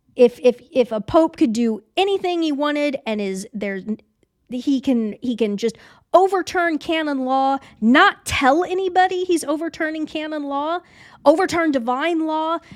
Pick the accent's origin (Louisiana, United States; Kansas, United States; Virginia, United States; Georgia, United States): Kansas, United States; Leavenworth; was born in Leavenworth, Kansas